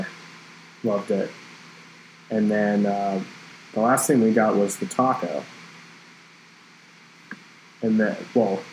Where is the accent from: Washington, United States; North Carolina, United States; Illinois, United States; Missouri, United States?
North Carolina, United States; Charlotte; we're from Charlotte, North Carolina